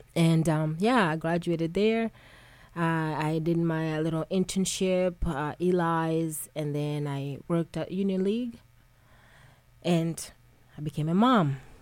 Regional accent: Tanzania; moved away; I'm originally from East Africa, Tanzania. And, you know, growing up home with my grandmother

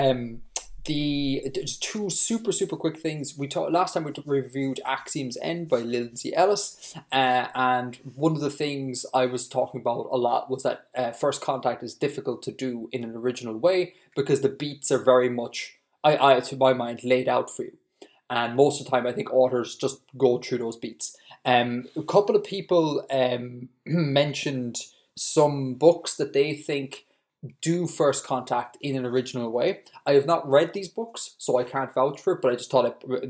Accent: Ireland; I am Irish

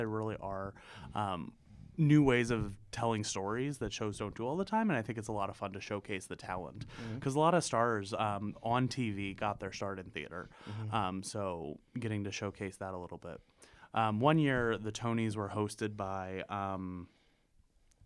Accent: Pennsylvania, United States; I'm from Pennsylvania originally and live there now

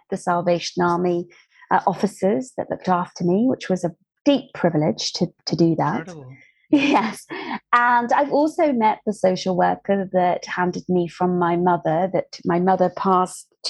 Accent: just outside Plymouth in Dartmoor, South West England, United Kingdom; I grew up just outside Plymouth in Dartmoor

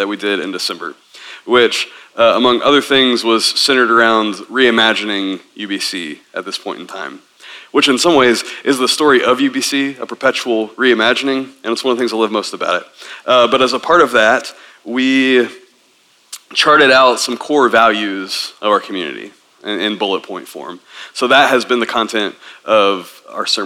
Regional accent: Tennessee, United States; I grew up in Tennessee as a Southern Baptist

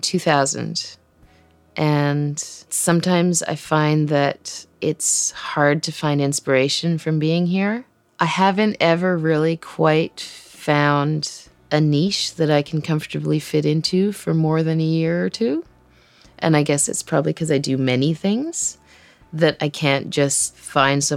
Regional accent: Burns Lake, British Columbia, Canada; also born or lived in Cape Town, South Africa; I grew up in Burns Lake, which is like a tiny little town in northern BC in the middle of nowhere

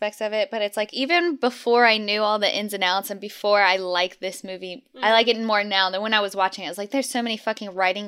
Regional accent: United States; as American viewers

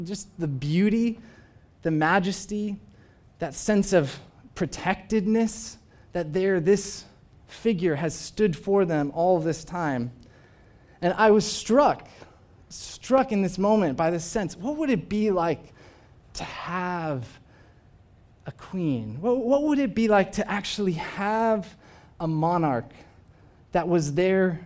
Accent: United States; As an American

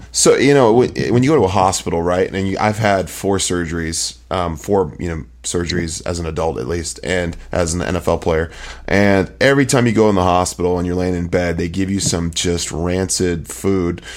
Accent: Bay Area, California, United States; I'm from the Bay Area

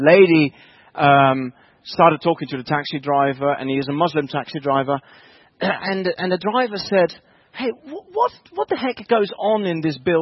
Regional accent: Netherlands; English is a second language; moved away as an adult; now in Bedford, United Kingdom; I'm originally from the Netherlands, and I only moved to the UK 7 years ago.

